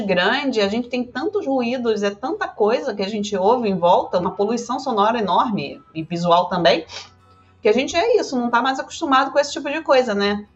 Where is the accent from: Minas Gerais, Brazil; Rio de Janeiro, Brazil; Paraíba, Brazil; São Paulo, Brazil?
Rio de Janeiro, Brazil; Jacarepaguá, mas era numa região bem mais. bem menos lá longe. Mas também é porque Jacarepaguá é muito mato, gente. É um muito. lugar cheio de mato. Exato. Onde você olha tem mato. E assim, eu, eu cresci já acostumada com árvore